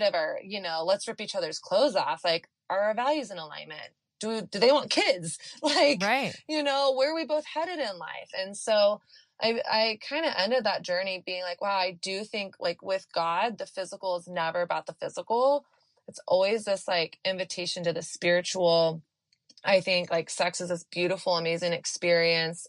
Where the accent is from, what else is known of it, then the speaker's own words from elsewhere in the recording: Texas, United States; I grew up in the South in in Texas during the height of the purity culture